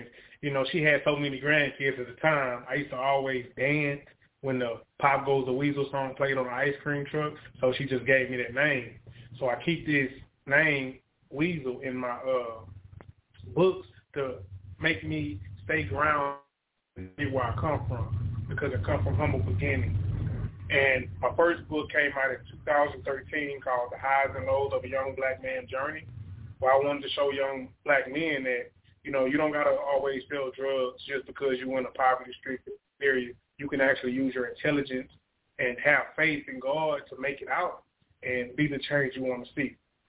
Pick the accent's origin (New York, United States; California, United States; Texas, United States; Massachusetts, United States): Texas, United States; Beaumont; I'm from Beaumont, Texas.